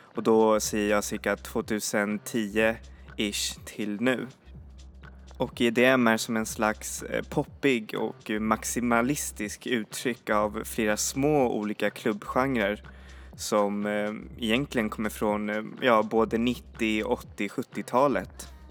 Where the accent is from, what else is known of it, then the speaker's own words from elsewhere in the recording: Sweden; vi svenskar